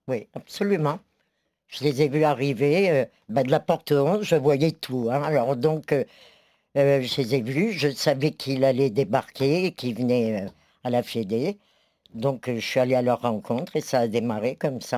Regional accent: France; je suis française

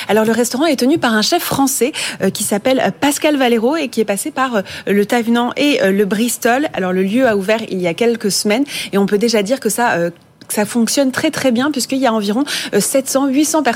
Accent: Paris, Île-de-France, France; on est parisien, on n'y met pas un orteil.

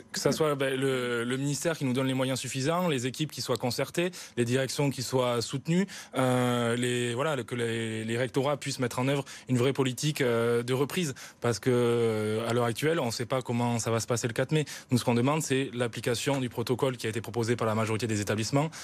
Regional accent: South-West, south-west France, France; Moi, je viens d'une petite ville du Sud-Ouest

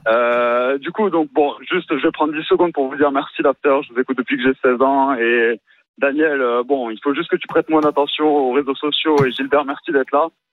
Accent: Paris, Île-de-France, France; now in Toulouse, France; je suis parisien de naissance et j'habite à Toulouse

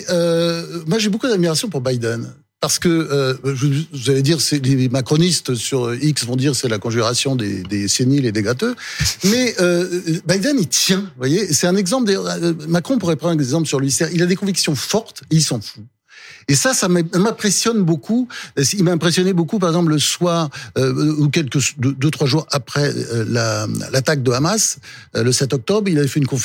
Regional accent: Delaware, United States; born there; je le voyais souvent parce qu'il se trouve que je suis né dans l'État dont il a été longtemps sénateur.

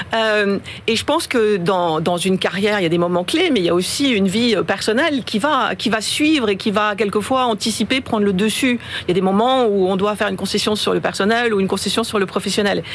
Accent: France; moved away as an adult; also born or lived in China; Je suis française, mais je suis récente

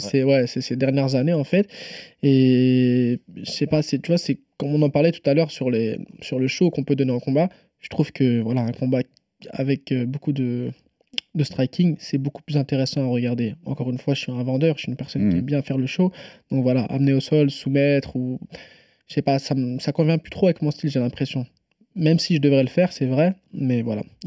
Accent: Nantes, Pays de la Loire, France; je suis nantais, je suis même pas parisien en plus

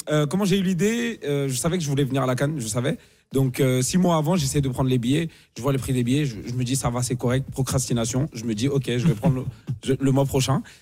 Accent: Côte d’Ivoire; born there; Ouais, ouais, je suis né en Côte d'Ivoire

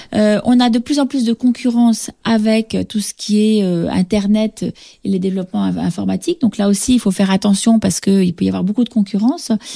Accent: France; now in Senegal; on est français

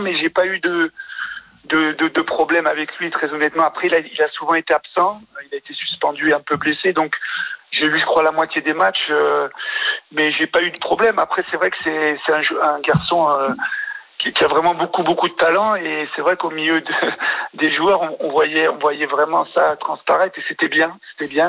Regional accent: France; parce que je suis français

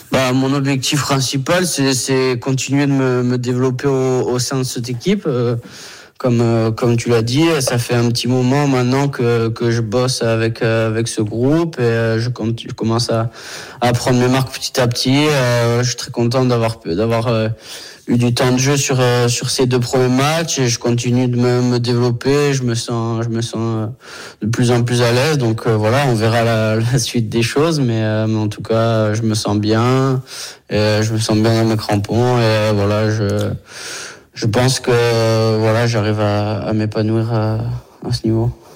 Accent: Brittany, France; moved away; rentrer un petit peu chez moi en Bretagne

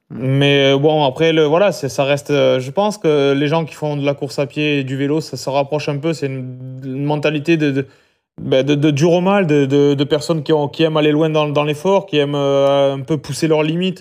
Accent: Albi, Occitania, France; je suis né à Albi et j'ai grandi à Albi

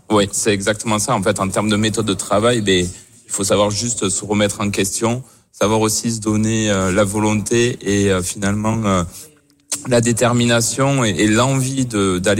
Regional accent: France; avec nos valeurs propres en, en tant que Français et on sait se révolter

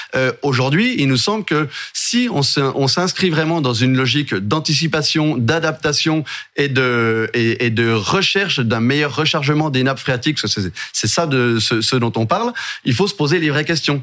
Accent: Jura, Bourgogne-Franche-Comté, France; je suis du Jura, le département voisin

